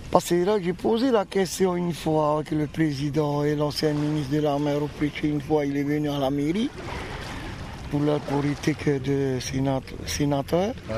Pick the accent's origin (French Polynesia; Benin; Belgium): French Polynesia; Taha'a, Leeward Islands; comme on est originaire de Taha